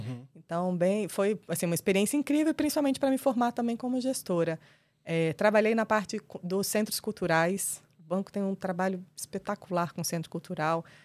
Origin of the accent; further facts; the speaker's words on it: Brasília, Federal District, Brazil; Eu sou nascida e criada em Brasília, brasiliense da Gema, entusiasta da cidade.